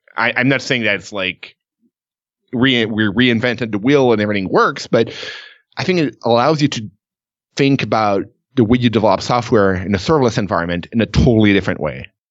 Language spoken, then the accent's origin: English; Canada; I'm Canadian